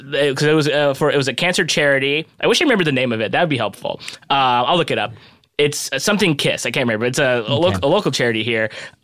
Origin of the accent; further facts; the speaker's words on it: Southern California, United States; I'm from Southern California.